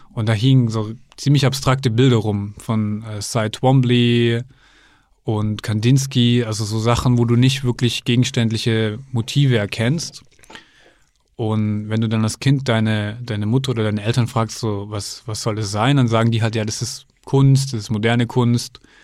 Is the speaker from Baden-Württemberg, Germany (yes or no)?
yes; near Stuttgart, Baden-Württemberg, Germany; Ich komme ja aus der Nähe von Stuttgart